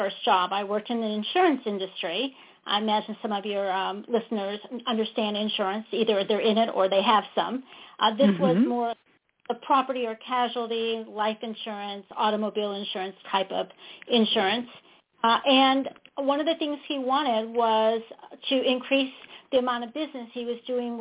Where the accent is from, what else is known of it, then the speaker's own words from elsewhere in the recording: St. Louis, Missouri, United States; moved away as an adult; now in Austin, United States; I hail from St. Louis, so I'm a Midwesterner.